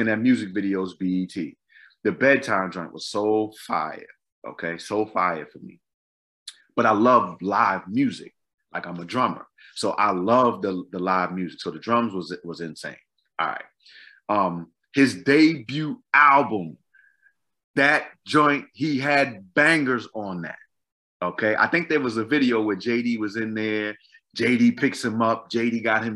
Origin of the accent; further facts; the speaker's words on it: Boston, Massachusetts, United States; moved away; also born or lived in Maryland; I'm from Boston